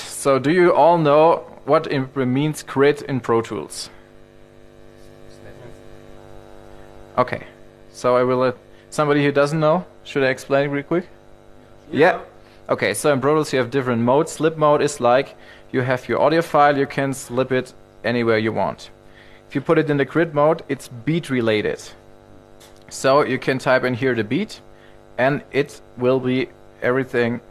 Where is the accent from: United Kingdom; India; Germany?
Germany; I'm from Germany